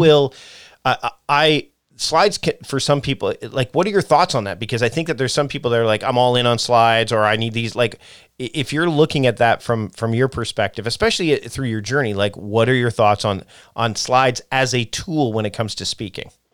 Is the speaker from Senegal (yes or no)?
no; Canada; I'm Canadian.